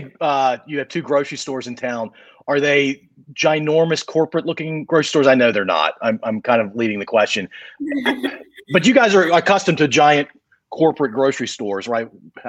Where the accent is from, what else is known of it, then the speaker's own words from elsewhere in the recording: Mid-Atlantic, United States; I'm from the Mid-Atlantic area on the East Coast.